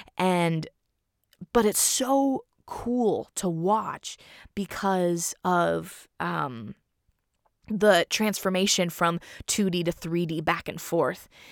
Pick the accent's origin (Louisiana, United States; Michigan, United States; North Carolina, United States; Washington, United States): Washington, United States; Seattle; I was born in Seattle